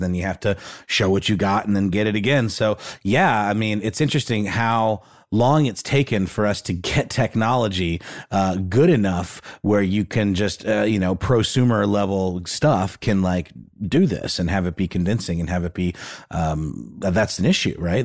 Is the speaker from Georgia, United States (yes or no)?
yes; Augusta, Georgia, United States; my hometown of Augusta